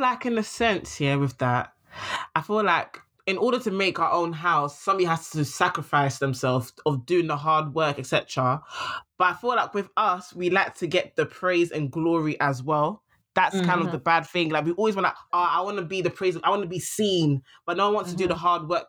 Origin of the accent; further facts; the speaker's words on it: England, United Kingdom; I'm a British like this.